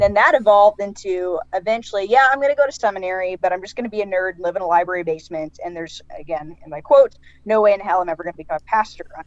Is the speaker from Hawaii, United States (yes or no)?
no; Seattle, Washington, United States; moved away; I'm from the Pacific Northwest, and so I'm from the Seattle area, and yeah. born and raised